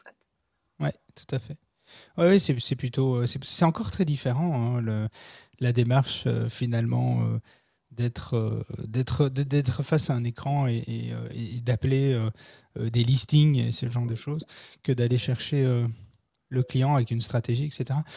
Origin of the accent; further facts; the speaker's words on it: Belgium; also born or lived in Brussels; chez nous en France, oh, en Belgique